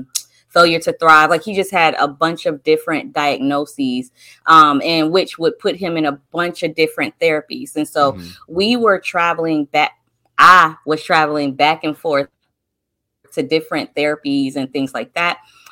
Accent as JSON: {"language": "English", "region": "North Carolina", "country": "United States", "said": "I'm from North Carolina."}